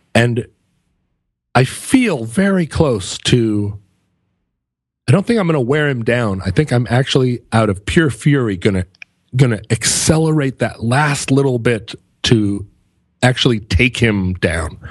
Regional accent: United States; I'm an American.

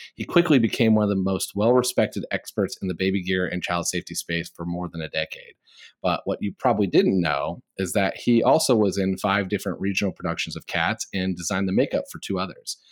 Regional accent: Midwest, United States; I'm a Midwesterner

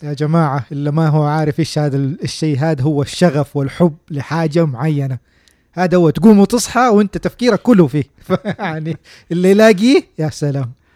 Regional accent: Saudi Arabia; عندنا في السعوديه

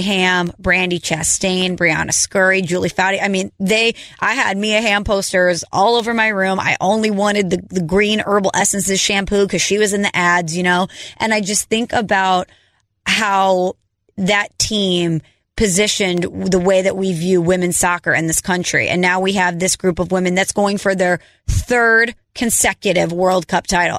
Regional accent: St. Louis, Missouri, United States; I am a girl from Saint Louis

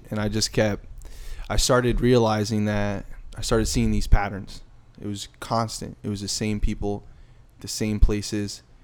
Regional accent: New Jersey, United States; moved away; I'm originally from New Jersey

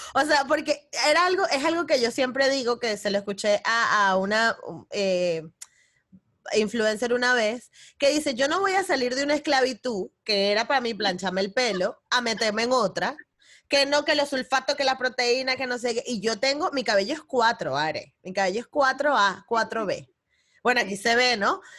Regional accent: Venezuela; moved away; yo que vengo de Venezuela

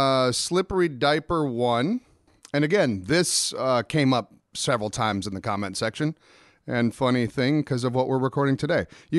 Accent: Minnesota, United States; moved away as an adult; See, I can because I'm from Minnesota.

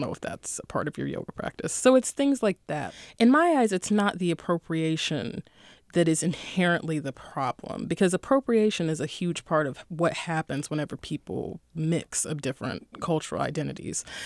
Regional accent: Durham, North Carolina, United States; I'm from Durham, North Carolina

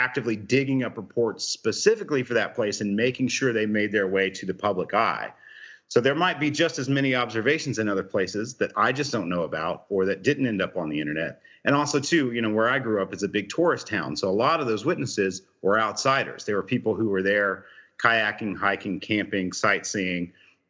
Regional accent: North Georgia, United States; So if you look at my hometown in North Georgia

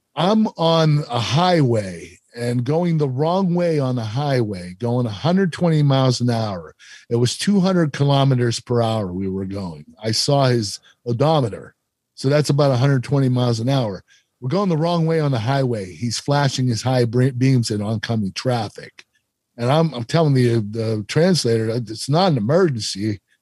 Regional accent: Pennsylvania, United States; I was from Pennsylvania

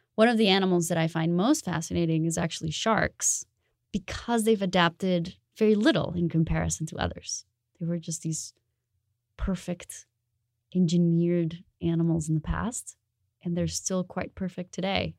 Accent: Bogotá, Bogotá Capital District, Colombia; moved away; I am originally from Colombia. Um, I grew up in Bogota

